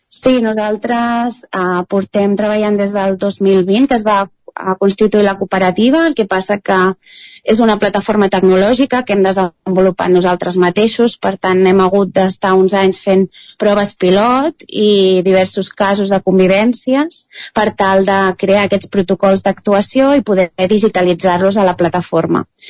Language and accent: Catalan; Ripollès, Catalonia, Spain; dos dels cofundadors som del Ripollès